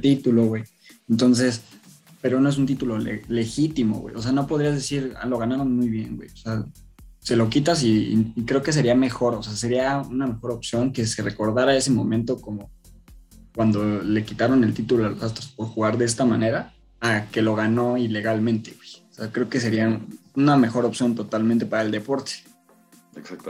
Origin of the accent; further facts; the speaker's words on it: Mexico; nosotros como mexicanos